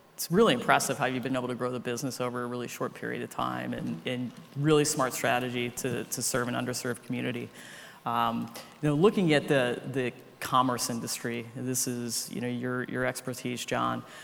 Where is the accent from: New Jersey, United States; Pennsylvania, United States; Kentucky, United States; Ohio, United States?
Ohio, United States; now in New York, United States; I'm from Ohio